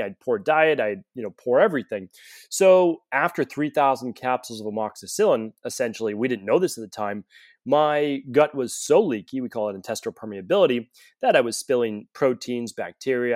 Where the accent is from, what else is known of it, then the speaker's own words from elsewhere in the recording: Medford, Massachusetts, United States; I grew up right outside of Boston in Medford, Massachusetts